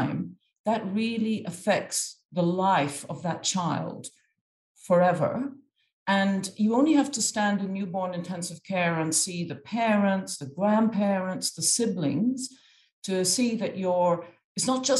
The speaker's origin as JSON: {"language": "English", "country": "Egypt", "tie": "born or raised there", "moved": "yes", "said": "I'm half Irish and half Egyptian, and I'd grown up in Egypt predominantly"}